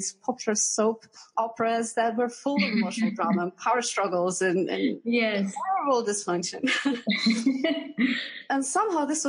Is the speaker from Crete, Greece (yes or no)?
no; Athens, Attica, Greece; moved away as an adult; also born or lived in London; So I'm originally from Greece. I grew up in Athens.